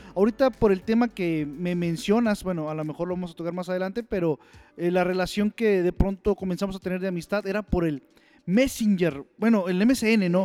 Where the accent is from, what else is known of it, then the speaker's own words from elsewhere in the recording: Saltillo, Coahuila, Mexico; yo soy de Saltillo, Coahuila